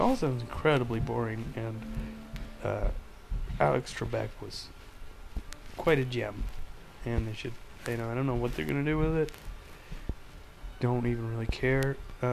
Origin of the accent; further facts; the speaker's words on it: Ontario, Canada; I come from Ontario